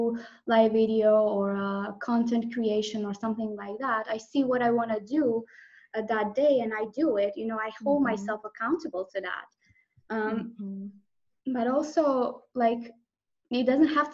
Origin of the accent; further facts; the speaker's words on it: Croatia; I'm from Croatia, it's a Croatian last name